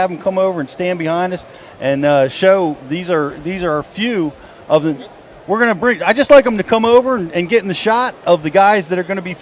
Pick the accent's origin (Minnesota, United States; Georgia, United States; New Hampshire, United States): Georgia, United States; Peachtree Corners; I'm from Peachtree Corners, Georgia.